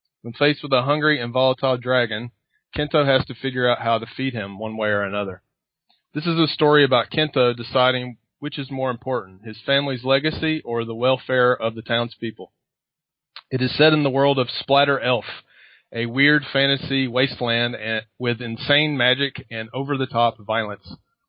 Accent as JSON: {"language": "English", "country": "United States", "accent": "American", "said": "It's actually interesting because for many of my students, they only hear my accent as just being an American accent."}